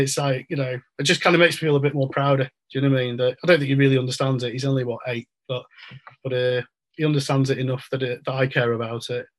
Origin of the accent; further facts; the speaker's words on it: Lancashire, North West England, United Kingdom; I'm from Lancashire.